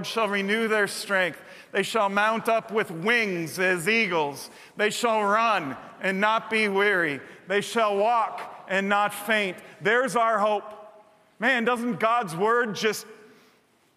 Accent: United States; I'm saying that as a proud American who waves the flag several holidays every year

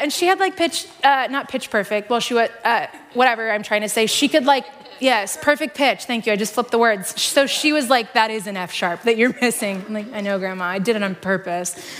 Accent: Iowa, United States; also born or lived in Seattle; I grew up here in Iowa

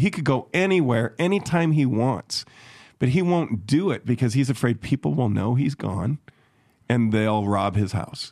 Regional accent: Chicago, Illinois, United States; moved away; where I grew up in Chicago.

